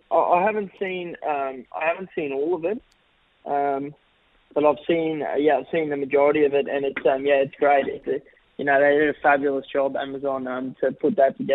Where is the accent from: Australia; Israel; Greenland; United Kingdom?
Australia; I'm Australian through and through, and I, you know, I, I love playing for Australia